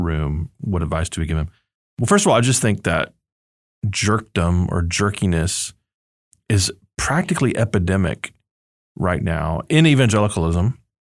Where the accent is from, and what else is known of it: United States